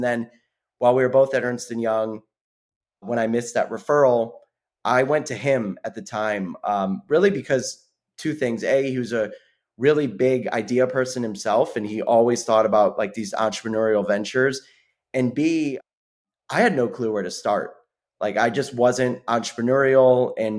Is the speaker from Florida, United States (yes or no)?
yes; Sarasota, Florida, United States; moved away as an adult; also born or lived in Chicago; I was raised in Sarasota, Florida, as was Sam, one of the co-founders